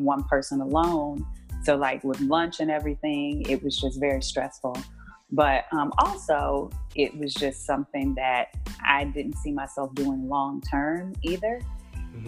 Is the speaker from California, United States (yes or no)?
no; Houston, Texas, United States; I grew up in Houston, Texas